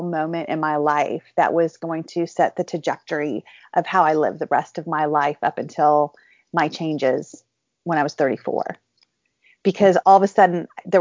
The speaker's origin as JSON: {"language": "English", "region": "California", "country": "United States", "tie": "born or raised there", "also_born_or_lived": "India", "said": "I was born and raised in California"}